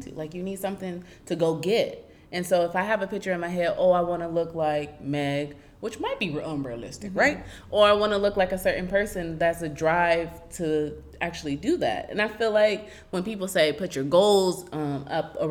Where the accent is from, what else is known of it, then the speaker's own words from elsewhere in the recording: Arizona, United States; growing up in Arizona